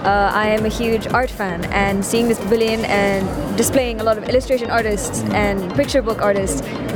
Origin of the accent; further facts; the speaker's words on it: United Kingdom; I'm British.